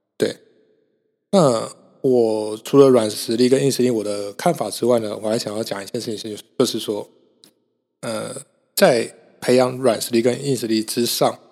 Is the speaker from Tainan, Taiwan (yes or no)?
no; Kaohsiung, Taiwan; moved away; 我今天其实录完之后就要回高雄了，我是高雄人